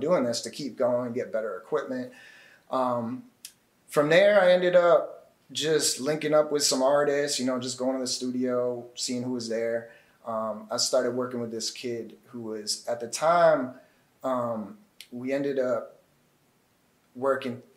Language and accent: English; Massachusetts, United States; moved away as an adult; now in New York, United States; I'm actually from Massachusetts